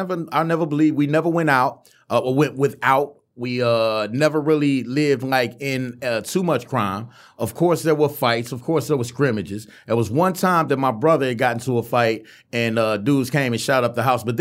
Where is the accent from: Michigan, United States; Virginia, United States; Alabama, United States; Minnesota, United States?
Michigan, United States; Detroit; But I mean, growing up in Detroit wasn't as hard as I think people try